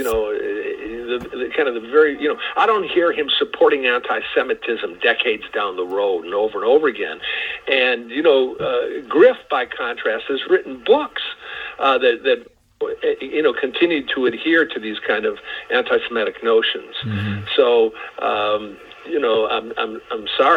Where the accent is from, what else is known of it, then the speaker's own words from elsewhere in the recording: Detroit, Michigan, United States; I grew up in Detroit